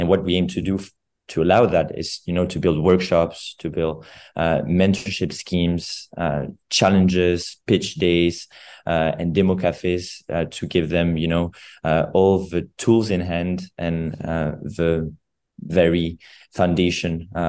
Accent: Geneva, Switzerland; when I grew up in Geneva

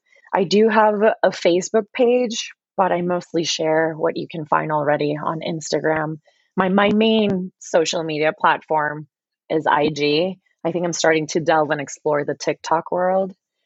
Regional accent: Puerto Rico; accent: Puerto Rican; somebody mentioned how they didn't notice my Puerto Rican accent.

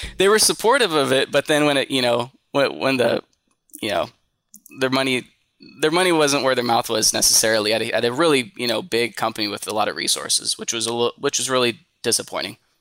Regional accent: Tracy, California, United States; I'm from Tracy, California, which is, um, about an hour, hour and a half, um, east of the Bay Area.

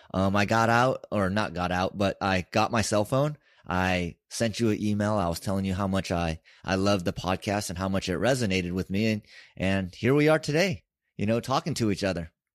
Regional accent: San Francisco, California, United States; I grew up in San Francisco

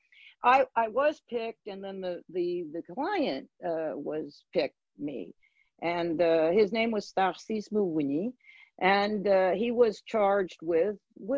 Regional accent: Portland, Oregon, United States; moved away as an adult; now in Washington, D.C., United States; I grew up in Portland, Oregon

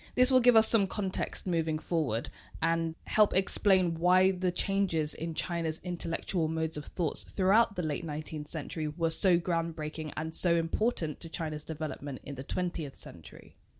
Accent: United Kingdom; even being a British person myself

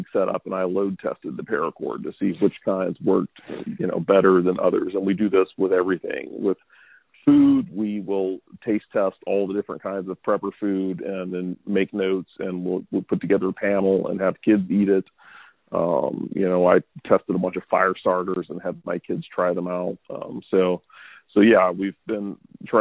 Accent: Louisiana Gulf Coast, United States; now in Texas, United States; I grew up on the Louisiana Gulf Coast, and so I grew up in hurricane country

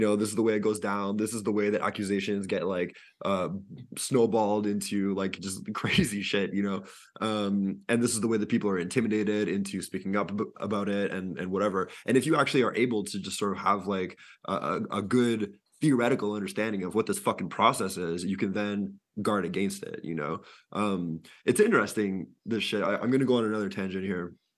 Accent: Quebec, Canada; I I'm from Quebec

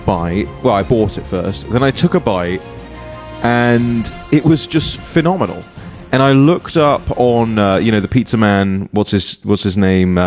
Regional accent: United Kingdom; moved away; In the UK, we have things called constituency surgeries.

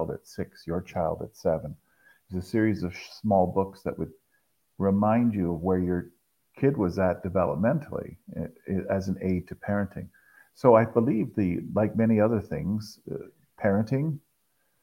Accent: Toronto, Ontario, Canada; Grew up in the suburbs of Toronto

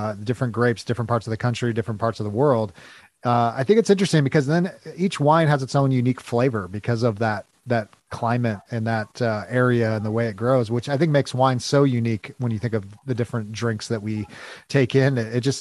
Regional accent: California, United States; now in Missouri, United States; I'm actually originally from California

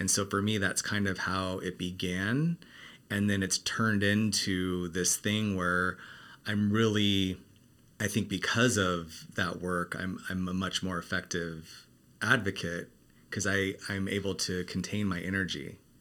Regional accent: Arizona, United States; now in Los Angeles, United States; I grew up in Arizona

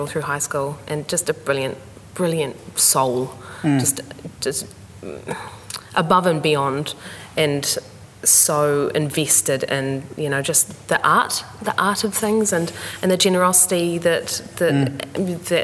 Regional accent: Gisborne, New Zealand; I grew up in Gisborne

